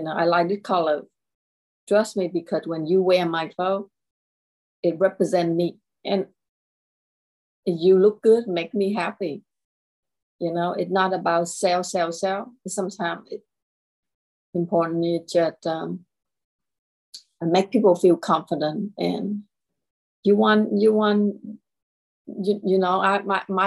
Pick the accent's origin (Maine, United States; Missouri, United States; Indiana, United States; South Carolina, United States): South Carolina, United States; Lexington; my hometown is Lexington, South Carolina, and I create and I live here